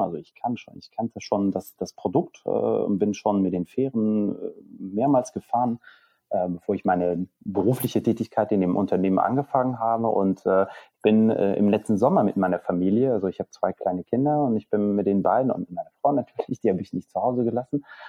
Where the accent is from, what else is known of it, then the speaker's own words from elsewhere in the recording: Belgium; German is a second language; moved away as an adult; now in Hamburg, Germany; in der Schule in Belgien Niederländisch als erste, äh, Fremdsprache